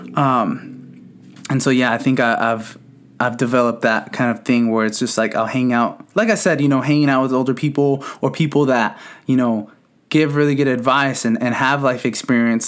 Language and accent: English; San Bernardino, California, United States; I grew up in San Bernardino. Um, for those of you who don't know, the city is Southern California